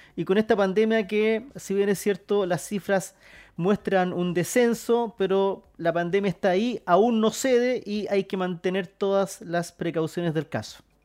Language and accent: Spanish; Chile